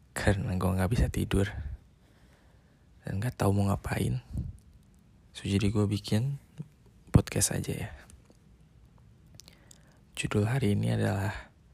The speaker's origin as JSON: {"language": "Indonesian", "town": "Bandung", "region": "West Java", "country": "Indonesia", "said": "Gue jauh, gue orang Bandung, sedangkan dia orang Surabaya."}